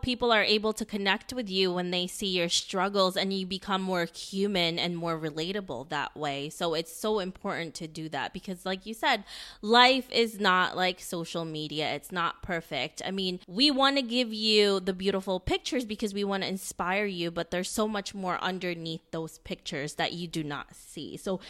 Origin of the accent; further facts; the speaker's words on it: Philippines; Being Filipino myself, I know Filipinos are very hospitable